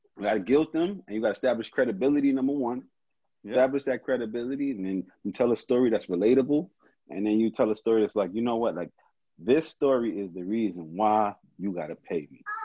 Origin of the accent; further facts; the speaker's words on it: Brownsville, United States; I'm from Brownsville. I'm from a different world